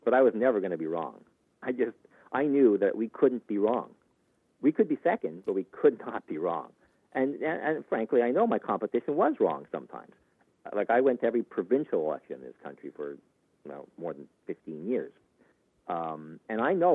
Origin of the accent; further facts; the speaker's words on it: Canada; as a Canadian